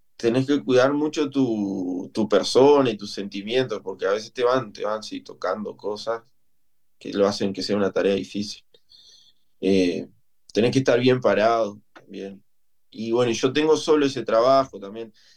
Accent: Lascano, Rocha, Uruguay; moved away as an adult; now in Montevideo, Uruguay; Y me vine para Montevideo, soy de Lascano, vine a Montevideo a estudiar

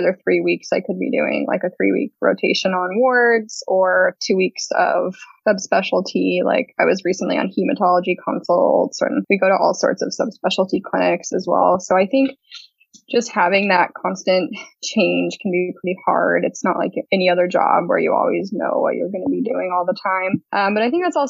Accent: Phoenix, Arizona, United States; moved away as an adult; now in Portland, United States; I grew up in Phoenix

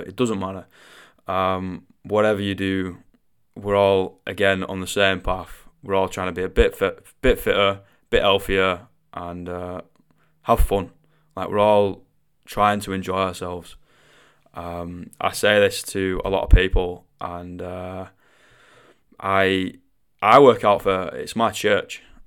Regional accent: Manchester, North West England, United Kingdom; accent: Mancunian; I am Mancunian. Alright, I do come from the northwest of England and I do have a little bit of a funny accent

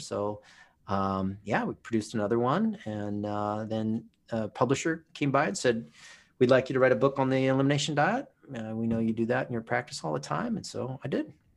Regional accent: Oahu, Hawaii, United States; moved away; also born or lived in Southern California; I grew up on Oahu

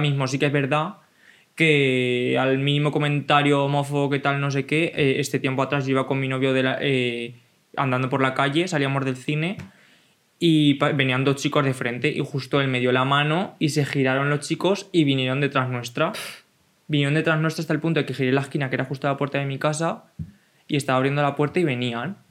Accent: a village in Cuenca, Castilla-La Mancha, Spain; yo tenía un contexto rural de un pueblo de Castilla-La Mancha

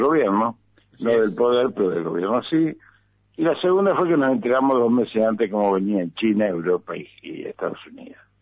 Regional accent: Argentina; En el caso nuestro, como peronistas, como argentinos

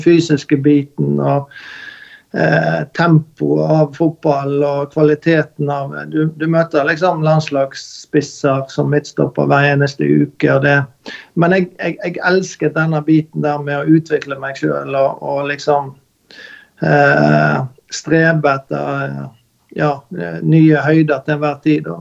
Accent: Bekkjarvik, Vestland, Norway; Selbjørn er jo den øyen jeg vokste opp i her i Bekkjarvik

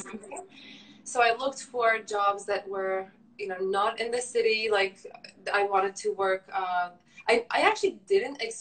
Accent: Turkey; moved away as an adult; also born or lived in Canada; I'm from Turkey. I lived there for 18 years, then moved to Canada for university.

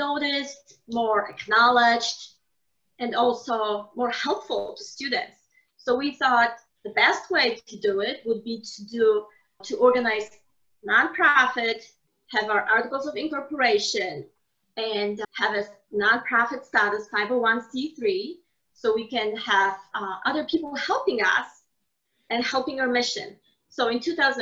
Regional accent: Poland; moved away as an adult; I was born in Poland, so we studied in Poland

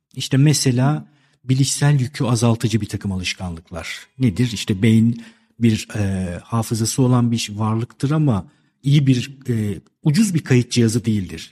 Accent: Istanbul, Turkey; 1971 ee, İstanbul doğumluyum

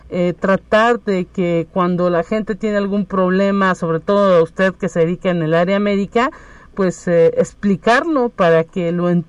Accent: Mexico; Somos los mexicanos un pueblo que a lo mejor tiene mucha tradición y es muy valioso

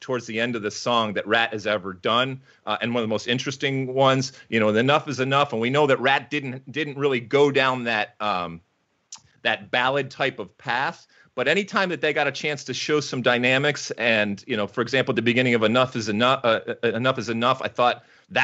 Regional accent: Detroit, Michigan, United States; I was growing up in Detroit and in the Midwest

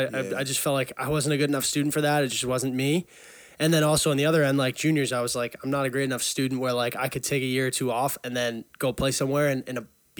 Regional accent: Burlington, Massachusetts, United States; I grew up in Burlington, Mass. 22.

